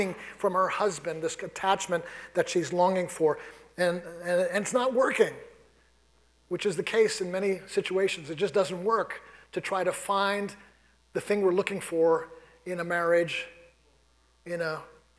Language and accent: English; New York City, New York, United States; moved away; I grew up in New York City.